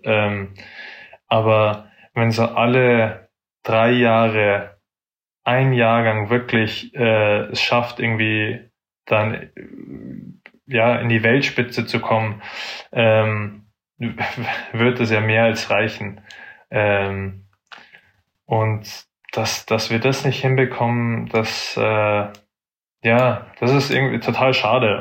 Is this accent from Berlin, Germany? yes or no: no; Munich, Bavaria, Germany; ich bin aus München, ähm, bin München City aufgewachsen, also in Schwabing